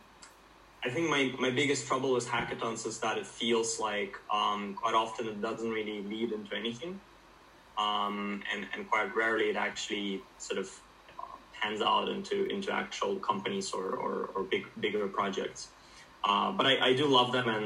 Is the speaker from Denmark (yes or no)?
no; Ukraine; moved away as an adult; now in Finland; I'm originally from Ukraine. I moved to Finland for my studies after high school